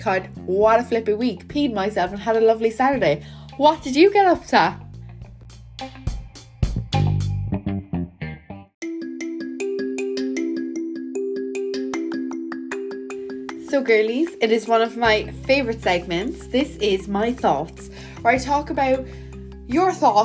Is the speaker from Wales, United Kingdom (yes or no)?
yes; Welsh, Wales, United Kingdom; I'm Welsh